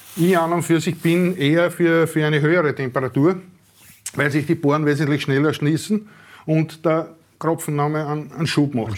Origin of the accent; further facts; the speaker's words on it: Neudörfl, Burgenland, Austria; ich bin aus Neudörfel